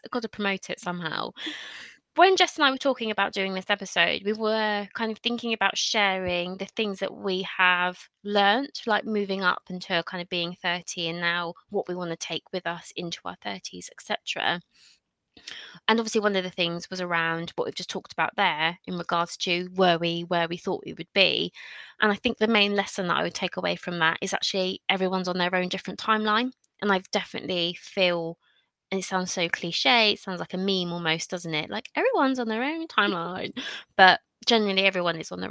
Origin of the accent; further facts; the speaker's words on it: South East England, United Kingdom; also born or lived in Bristol; I'm originally from a little town between Eastbourne and Brighton